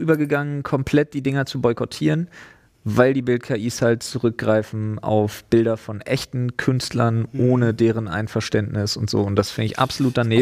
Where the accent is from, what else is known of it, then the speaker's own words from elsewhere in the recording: East Germany, Germany; also born or lived in Storkow; Ich bin Ossi.